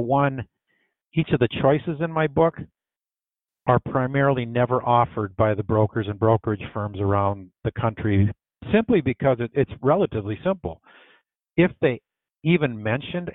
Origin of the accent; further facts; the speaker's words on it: Bloomington, Minnesota, United States; I grew up in Bloomington, Minnesota here